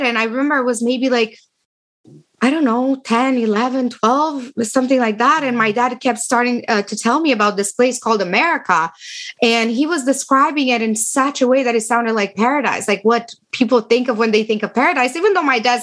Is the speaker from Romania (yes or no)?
yes; Romania; English is a second language; moved away as an adult; now in United States; I am from Romania.